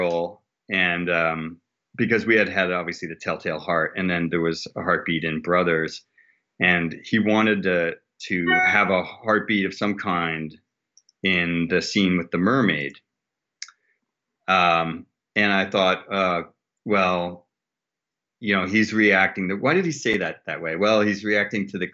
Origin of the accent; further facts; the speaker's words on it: New England, United States; We're both Yankees from New England